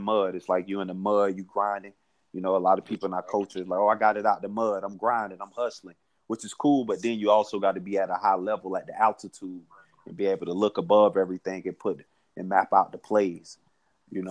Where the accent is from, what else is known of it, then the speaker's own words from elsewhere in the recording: Orlando, Florida, United States; now in Atlanta, United States; I'm from Orlando